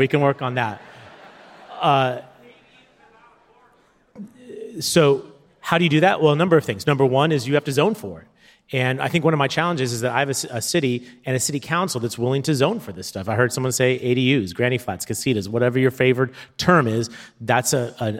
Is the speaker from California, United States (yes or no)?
yes; San Diego, California, United States; my hometown